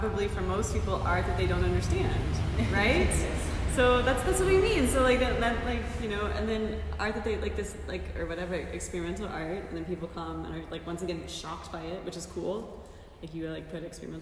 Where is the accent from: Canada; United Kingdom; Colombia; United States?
United States; Fort Worth, Texas; now in Germany; my hometown in Fort Worth, Texas